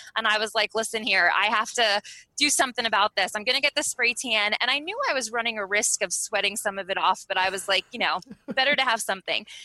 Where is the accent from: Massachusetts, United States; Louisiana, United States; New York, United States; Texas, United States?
New York, United States; Eastern Long Island; moved away as an adult; also born or lived in Fort Benning, Georgia / Fairbanks, Alaska; now in Anchorage, United States; both my husband and I, were born and raised in New York. I was born on Eastern Long Island